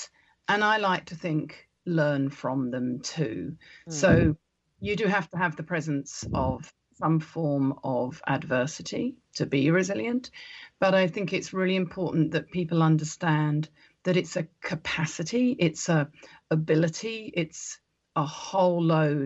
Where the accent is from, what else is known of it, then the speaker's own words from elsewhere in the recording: New Zealand; as we would say in New Zealand, in the native dialect of our land